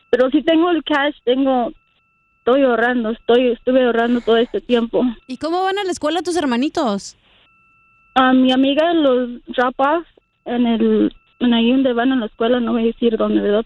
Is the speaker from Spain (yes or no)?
no; Utah, United States; also born or lived in Michoacán, Mexico; yo soy de Michoacán, pero me crearon aquí en Utah